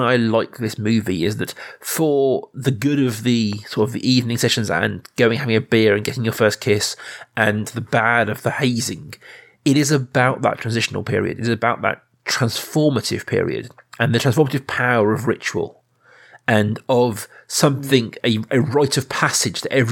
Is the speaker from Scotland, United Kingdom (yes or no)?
no; Reading, South East England, United Kingdom; you and I grew up in Reading, which is not a small town, it's a big town